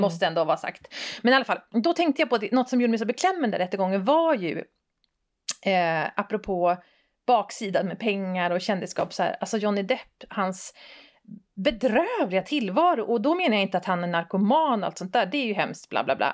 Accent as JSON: {"language": "Swedish", "region": "Västerbotten County", "country": "Sweden", "said": "jag är från Västerbotten"}